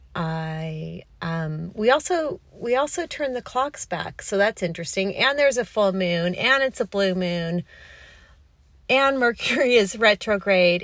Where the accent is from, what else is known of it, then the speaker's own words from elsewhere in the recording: Los Angeles, California, United States; moved away as an adult; also born or lived in New York City; I grew up on the Pacific Ocean, even though I'm a California girl